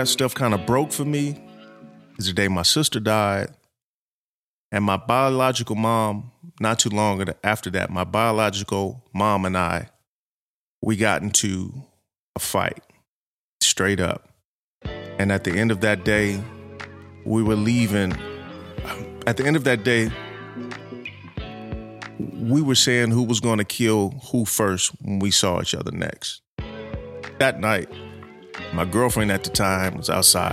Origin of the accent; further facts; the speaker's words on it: Los Angeles, California, United States; I'm born and raised in South Central L.A.